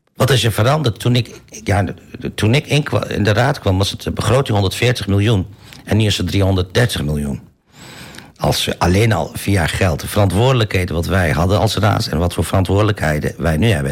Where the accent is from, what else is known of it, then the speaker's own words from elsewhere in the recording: Almelo, Overijssel, Netherlands; ik ben zelf eh, eh, eh, geboren en getogen in Almelo